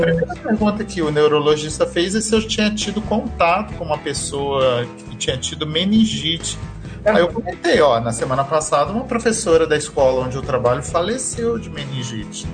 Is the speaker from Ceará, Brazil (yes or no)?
no; Resende, Rio de Janeiro, Brazil; Eu sou da cidade de Resende, né? Uhum. No interior do Rio de Janeiro